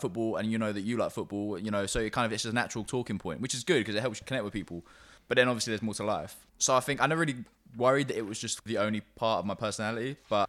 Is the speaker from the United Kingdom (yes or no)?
yes; London, United Kingdom; So yeah, so I grew up in North London, stayed there until I was 18, then went to Sussex, moved back to London for a year, then moved to Brighton for a couple of years, and then moved back to London last year.